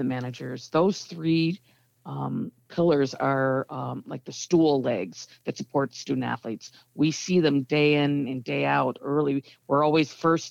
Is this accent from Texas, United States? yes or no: no; Evanston, Illinois, United States; I've never not lived in or worked in Evanston every single day of my life. Born and raised.